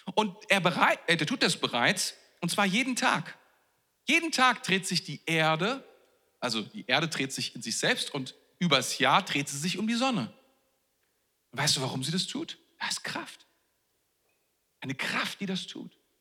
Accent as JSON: {"language": "German", "country": "Germany", "said": "wir sind ja Deutsche"}